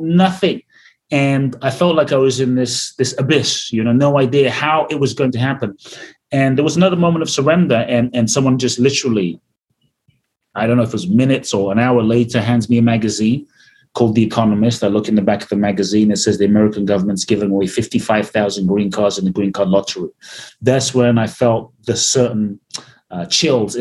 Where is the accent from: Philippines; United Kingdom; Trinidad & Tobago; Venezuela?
United Kingdom; London; moved away as an adult; also born or lived in Ghana / Mexico; now in United States; I grew up in London, a very poor neighborhood in South London called Peckham.